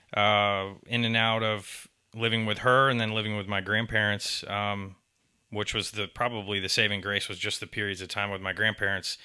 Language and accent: English; Atlanta, Georgia, United States; born or raised there; also born or lived in Tampa, Florida / Augusta, Georgia / Statesboro, Georgia